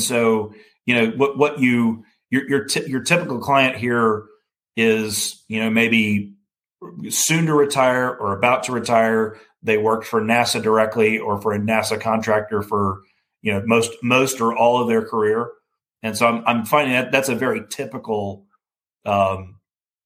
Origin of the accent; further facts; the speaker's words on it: Alabama, United States; I grew up in Alabama